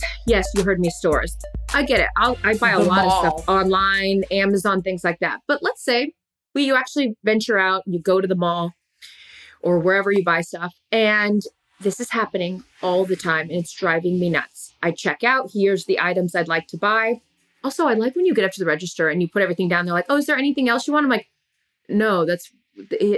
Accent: Seattle, Washington, United States; when I grew up in Seattle

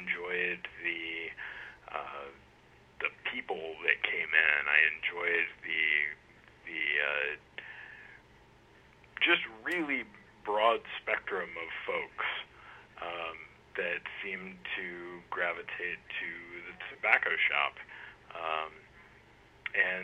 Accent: Portales, New Mexico, United States; moved away as an adult; also born or lived in Chicago, Illinois / Denver, Colorado / Cleveland, Tennessee; now in South Carolina, United States; I grew up in a tiny little town called Portales in the state of New Mexico, and I lived there until I was 19

